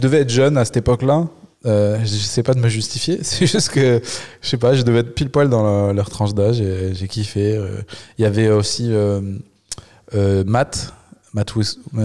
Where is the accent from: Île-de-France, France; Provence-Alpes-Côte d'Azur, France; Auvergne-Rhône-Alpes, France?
Auvergne-Rhône-Alpes, France; Le Puy-en-Velay; moi je suis du Puy-en-Velay